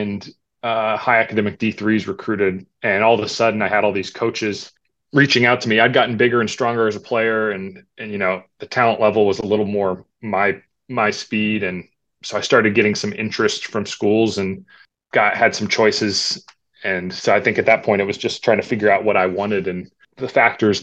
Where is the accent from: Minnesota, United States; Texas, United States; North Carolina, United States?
North Carolina, United States; Davidson; I grew up in Davidson, North Carolina